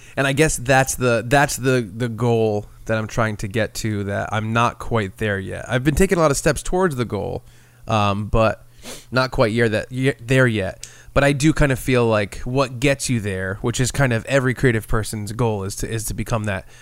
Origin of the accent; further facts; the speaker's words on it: Rhode Island, United States; we're from Rhode Island and we're around New England